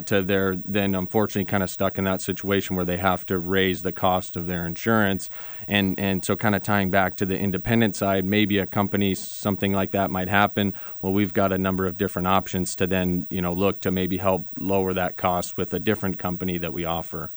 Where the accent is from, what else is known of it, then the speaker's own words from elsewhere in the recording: Phoenix, Arizona, United States; moved away as an adult; now in Seattle, United States; I grew up in Phoenix